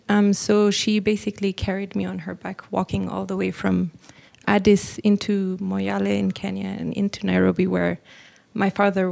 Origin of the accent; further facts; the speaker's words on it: Eritrea; When I was 13, my home country of Eritrea got its independence, and we were one of the first families to move back to Eritrea.